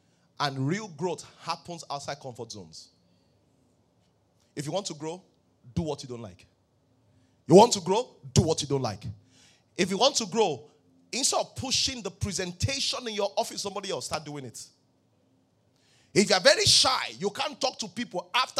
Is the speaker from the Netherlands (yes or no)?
no; Ibadan, Oyo, Nigeria; born there; Pastor, I was born in Ibadan.